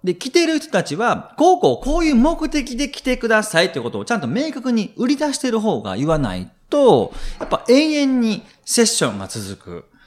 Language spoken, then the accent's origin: Japanese; Shiga, Japan; 自分の実家滋賀県なんですけれども